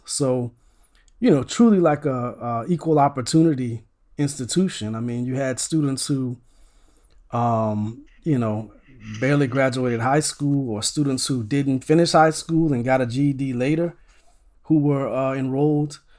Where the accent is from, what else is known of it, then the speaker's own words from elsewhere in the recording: Opelousas, Louisiana, United States; I grew up in, um, a town called Opelousas, Louisiana.